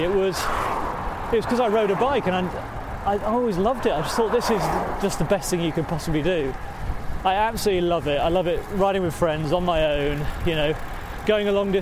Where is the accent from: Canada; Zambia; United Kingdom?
United Kingdom; Yorkshire and the Humber; moved away as an adult; now in North London, United Kingdom; No, I'm from Yorkshire. I'm from the People's Socialist Republic of South Yorkshire.